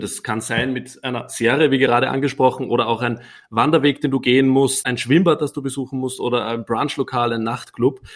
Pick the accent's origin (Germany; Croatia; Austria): Austria; Upper Austria; accent: Austrian dialect; now in Vienna, Austria; ich bin ursprünglich nicht aus Wien, sondern aus Oberösterreich